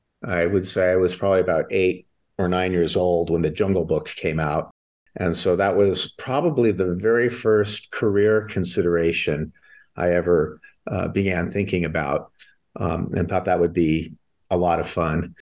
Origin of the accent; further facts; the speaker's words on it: Southern California, United States; growing up in Southern California